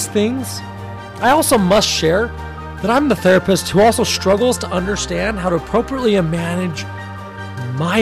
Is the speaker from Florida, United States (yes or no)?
no; Salt Lake City, Utah, United States; I grew up in Salt Lake City, Utah, surrounded by my loving family and incredibly supportive friends